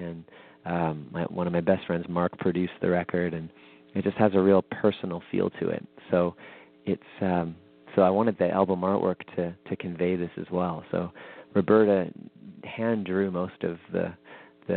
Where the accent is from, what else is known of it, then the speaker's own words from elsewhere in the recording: Winnipeg, Manitoba, Canada; my hometown of Winnipeg